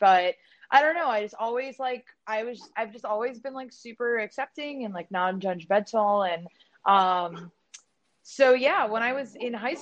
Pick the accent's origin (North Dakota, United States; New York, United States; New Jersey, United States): New Jersey, United States; also born or lived in Philadelphia, Pennsylvania; when I was like a toddler, my family moved me to South Jersey